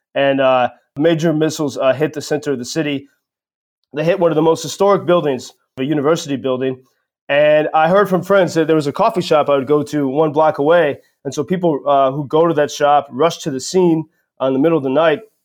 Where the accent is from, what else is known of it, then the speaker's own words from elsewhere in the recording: United States; now in Kharkiv, Ukraine; As an American